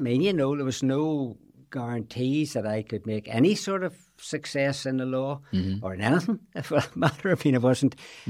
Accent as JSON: {"language": "English", "town": "Belfast", "region": "Northern Ireland", "country": "United Kingdom", "said": "Maybe it's the old boy from Belfast scenario comes"}